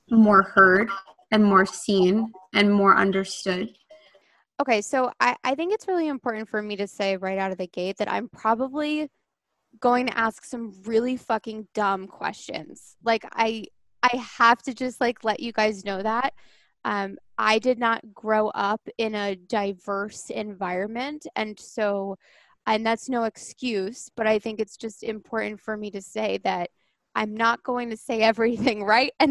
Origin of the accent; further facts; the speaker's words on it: Long Island, New York, United States; now in Connecticut, United States; Um, and you guys know I'm from Long Island and I live in Connecticut now.